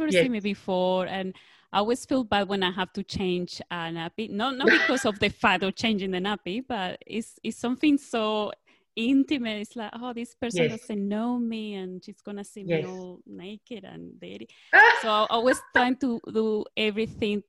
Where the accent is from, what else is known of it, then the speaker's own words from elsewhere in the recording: Venezuela; moved away; I come from Venezuela